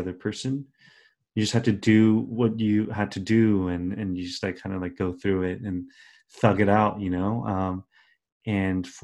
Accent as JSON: {"language": "English", "country": "United States", "tie": "born or raised there", "said": "my brother and I were raised in America our entire lives, or like most of our lives"}